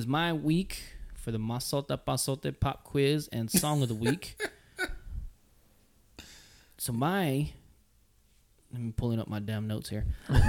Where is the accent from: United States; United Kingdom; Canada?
United States; I being an American